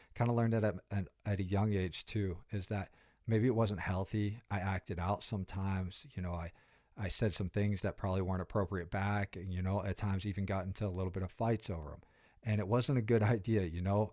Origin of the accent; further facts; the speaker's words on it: Pittsburgh, Pennsylvania, United States; moved away as an adult; I'm really proud about being from Pittsburgh. You know, I spent zero through twenty-two there